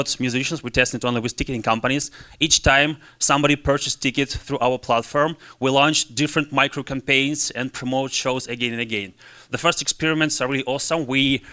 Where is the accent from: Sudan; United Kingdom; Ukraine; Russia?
Russia; English is a second language; moved away; I came from Russia.